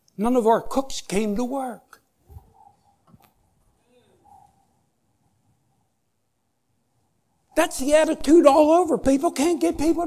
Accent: United States; I grew up in America where if you wanted something, get your butt out there and work for it

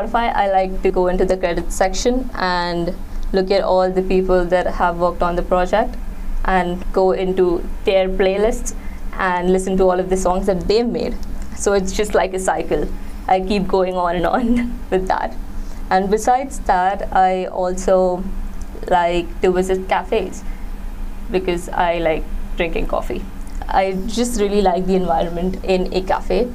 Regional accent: Mumbai, Maharashtra, India; I am from Mumbai in India

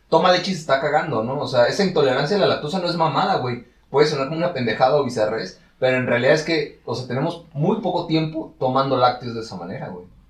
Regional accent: Mexico; todos que somos mexicanos

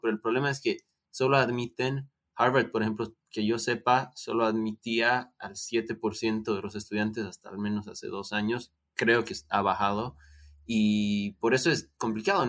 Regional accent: Bolivia; Nosotros somos de Bolivia

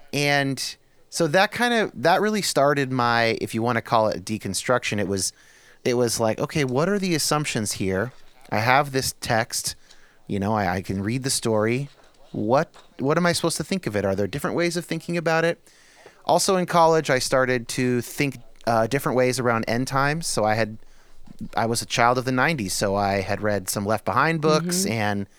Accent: San Jose, California, United States; I was raised, I describe it as moderate evangelical in California. So I was born in San Jose area, Northern California.

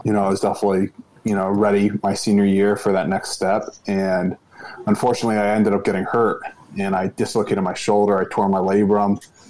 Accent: Maryland, United States; I'm from Maryland. College Park, where the campus is only like 25 minutes away from home. And, you know, growing up, being in Maryland around campus

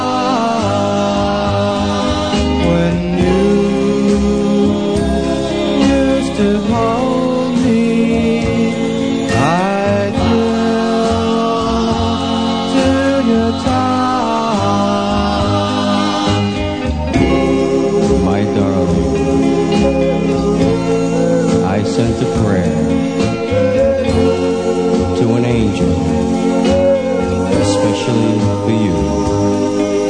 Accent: New York City, New York, United States; Brooklyn, New York, my hometown

